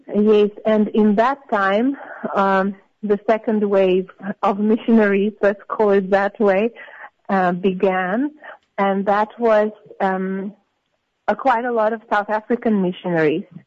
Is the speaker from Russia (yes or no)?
yes; Samara, Samara Oblast, Russia; moved away as an adult; also born or lived in St. Petersburg; I was born in St. Petersburg in, in Russia. Um, yeah, but I basically grew up in a different city. I grew up in Samara